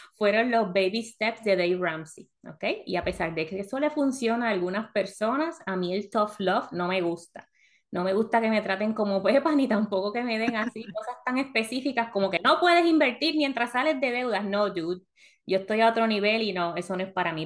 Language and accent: Spanish; Puerto Rico; moved away as an adult; also born or lived in South Florida; now in United States; todo hecho en Puerto Rico. Ah, ya llevamos que como 16 años en Estados Unidos